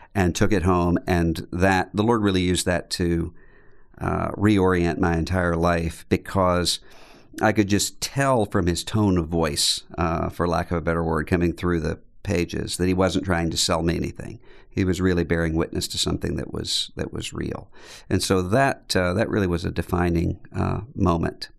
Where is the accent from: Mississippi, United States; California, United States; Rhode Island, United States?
Mississippi, United States; Biloxi; I grew up in Biloxi, Mississippi, which is right on the coastline, Mississippi, just out from New Orleans.